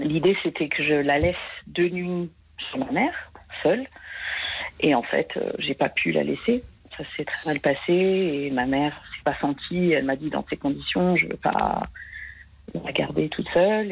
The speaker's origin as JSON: {"language": "French", "country": "France", "moved": "yes", "said": "je suis française, mais j'habite à l'étranger"}